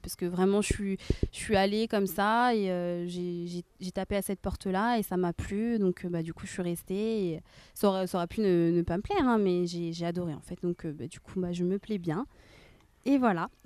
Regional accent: Rennes, Brittany, France; also born or lived in Nantes; je suis nantaise, mais par contre, ouais, j'habite à Rennes depuis l'âge de mes 5 ans, donc je connais vraiment nettement mieux Rennes que, que Nantes.

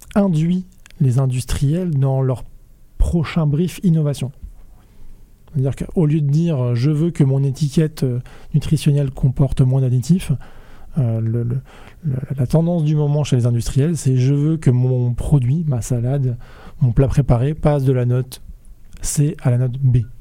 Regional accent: Rennes, Brittany, France; je suis né à Rennes, j'ai fait mes études à Rennes

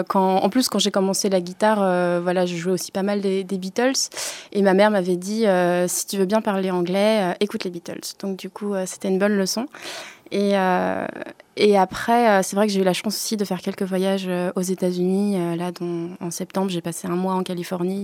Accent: Lorient, Brittany, France; je suis singer-songwriter de Lorient

